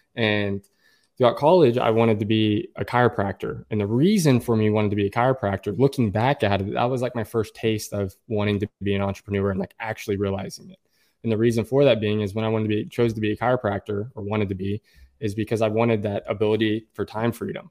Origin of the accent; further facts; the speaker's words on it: Oklahoma, United States; also born or lived in Tulsa, Oklahoma; I'm, I'm from Oklahoma. I live in Oklahoma, in Tulsa, Oklahoma.